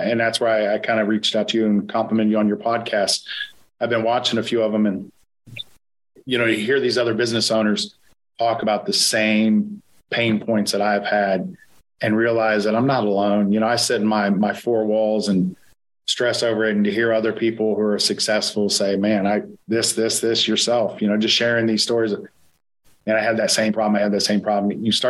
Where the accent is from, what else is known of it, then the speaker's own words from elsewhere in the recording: Ohio, United States; You know, we're from Ohio.